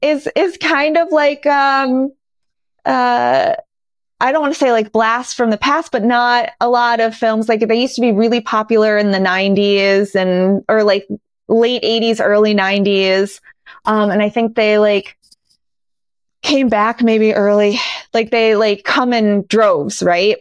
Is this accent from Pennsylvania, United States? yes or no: yes; Scranton, Pennsylvania, United States; moved away as an adult; now in Los Angeles, United States; my hometown of dear old Scranton, Pennsylvania